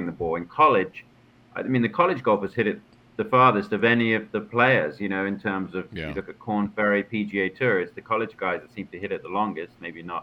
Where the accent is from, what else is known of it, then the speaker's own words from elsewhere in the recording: London area, United Kingdom; also born or lived in Macon, Georgia, United States / Orlando, United States; what I grew up on here in the London area.